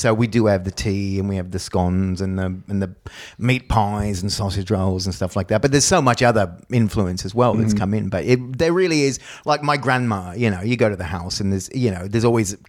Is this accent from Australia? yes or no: yes; Australia; also born or lived in Brisbane / Texas / San Francisco / Dallas; now in United States; I was kidnapped from Australia, brought to the Americas. That's the thing, because I was saying before, I'm always Australian until a real Australian shows up like Will, and then I'm not even Australian anymore because I've lived here for a long